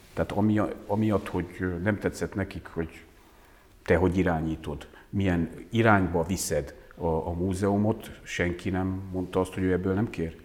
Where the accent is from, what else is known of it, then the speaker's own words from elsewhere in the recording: Transylvania, Romania; now in Hungary; otthon azért megkaptuk jó néhányszor, hogy Bozgór